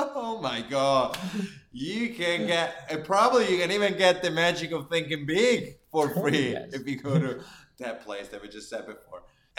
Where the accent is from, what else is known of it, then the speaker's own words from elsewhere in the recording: Finland; accent: Finnish; English is a second language; But my point is that I should get rid of my Finnish accent. That's my goal. Or Italian accent.